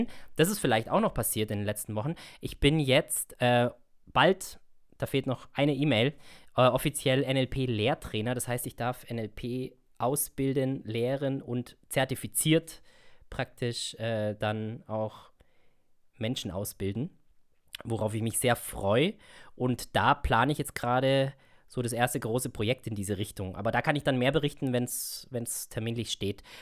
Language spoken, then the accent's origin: German; Augsburg, Bavaria, Germany; ich bin ja ursprünglich aus Augsburg.